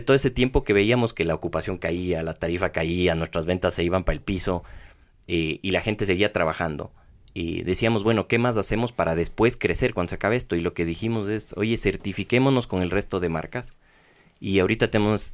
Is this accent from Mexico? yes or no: no; Ecuador; somos ecuatorianos